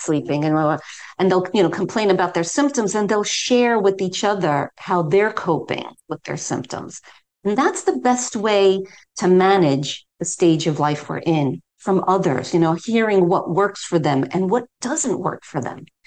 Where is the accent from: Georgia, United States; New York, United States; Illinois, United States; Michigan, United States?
New York, United States; New York City; moved away as an adult; now in London, United Kingdom; I'm originally from New York City, but I've lived in London, England now for over 30 years, and that that's my home.